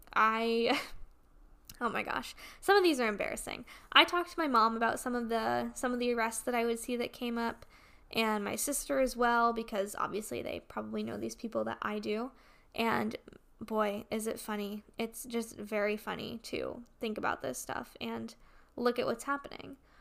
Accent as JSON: {"language": "English", "region": "Connecticut", "country": "United States", "tie": "born or raised there", "moved": "yes", "said": "my hometown back in Connecticut"}